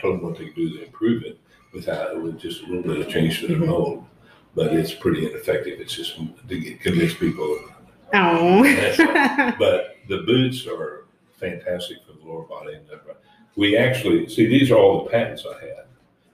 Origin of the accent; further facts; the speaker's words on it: Woodward, Oklahoma, United States; I grew up in Woodward, Oklahoma